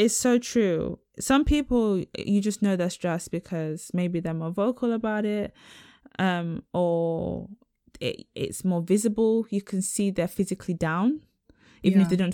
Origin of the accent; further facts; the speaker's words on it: Nigeria; I ain't from Israel, I'm from Nigeria.